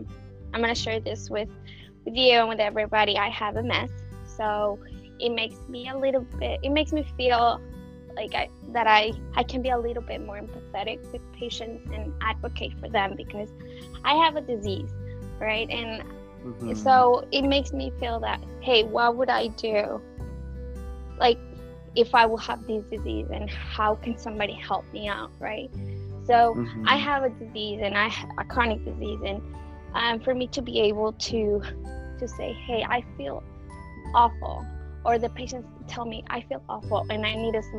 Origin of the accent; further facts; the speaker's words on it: Mexico; moved away as an adult; also born or lived in Switzerland; now in San Francisco, United States; I am originally from Mexico, born and raised